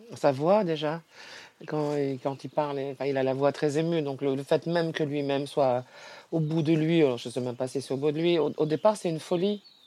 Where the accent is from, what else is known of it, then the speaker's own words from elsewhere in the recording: Montélimar, Auvergne-Rhône-Alpes, France; moved away as an adult; also born or lived in Paris; j'ai 11 ans, je suis de Montélimar